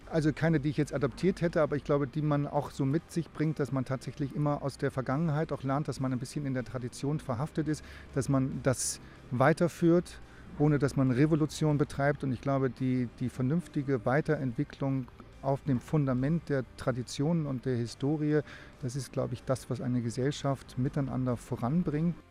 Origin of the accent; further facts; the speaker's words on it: Northern Germany, Germany; now in Oberstdorf, Germany; wenn man als Norddeutscher hierher kommt